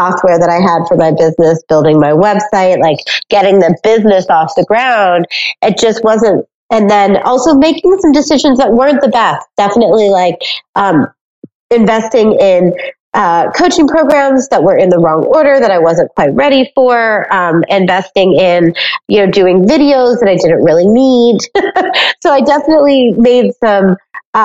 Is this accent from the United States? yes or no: yes; Cincinnati, Ohio, United States; I grew up in Cincinnati, Ohio